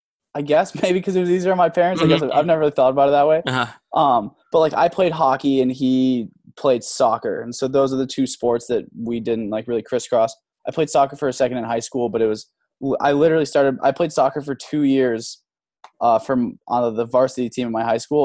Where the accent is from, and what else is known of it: Boulder, Colorado, United States; born or raised there; also born or lived in Milwaukee, Wisconsin